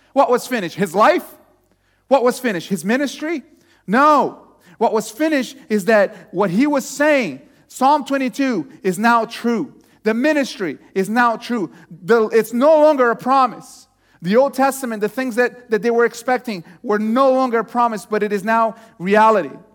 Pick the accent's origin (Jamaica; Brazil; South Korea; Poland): Brazil; moved away as an adult; also born or lived in Texas; I was born in Brazil